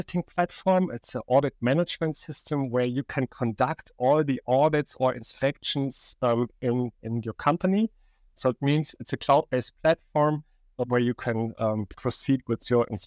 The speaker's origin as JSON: {"language": "English", "town": "Aachen", "region": "North Rhine-Westphalia", "country": "Germany", "also_born_or_lived": "Barcelona / Stuttgart"}